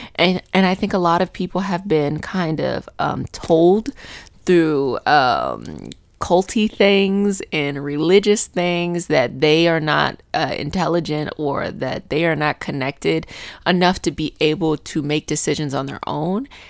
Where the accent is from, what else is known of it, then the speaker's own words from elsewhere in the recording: Arlington, Virginia, United States; I grew up in Arlington